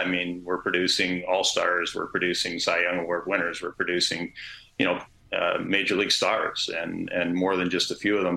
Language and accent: English; Canada